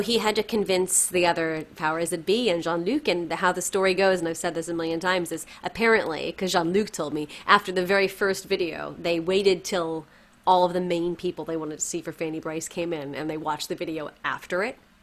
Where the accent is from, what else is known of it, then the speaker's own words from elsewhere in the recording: New York, United States; I grew up in New York. I went to college in New York